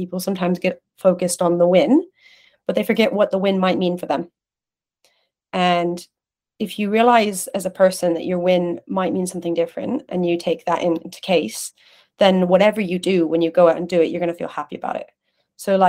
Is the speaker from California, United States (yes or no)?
yes; California, United States; now in London, United Kingdom; I grew up in California. I grew up in a kind of community, Latin American community